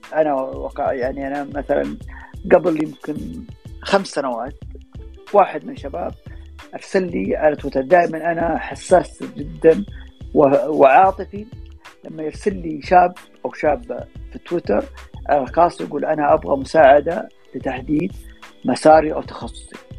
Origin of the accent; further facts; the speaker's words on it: Saudi Arabia; عندنا في السعوديه